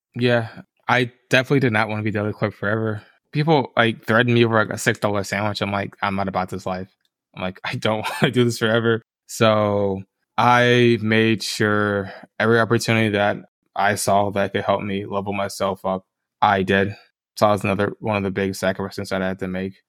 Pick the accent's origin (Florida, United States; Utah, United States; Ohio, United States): Florida, United States; Tampa; moved away; I grew up in Tampa, Florida. That's where I'm from originally